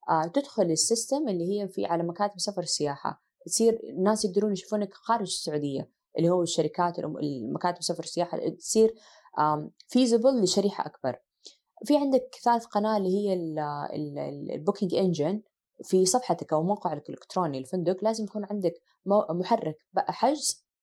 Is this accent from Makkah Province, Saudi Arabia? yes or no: no; Asir, Saudi Arabia; الوالده عاده معروف عن سيدات اهل الجنوب احنا من عسير وهي من رجال المعمامه